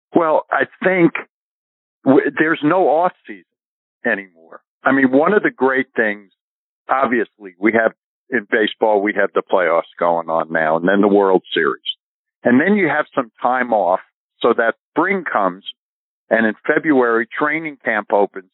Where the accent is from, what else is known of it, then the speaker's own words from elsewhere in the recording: New York, United States; moved away as an adult; also born or lived in Los Angeles; growing up in New York